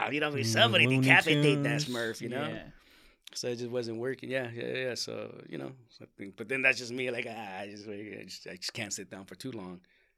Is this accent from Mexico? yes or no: yes; Mexico; born there; I was born in Mexico.